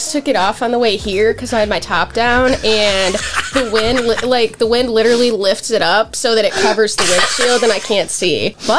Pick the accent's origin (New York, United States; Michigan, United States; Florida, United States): Michigan, United States; Battle Creek; moved away; also born or lived in California; I hail from Battle Creek, Serial City.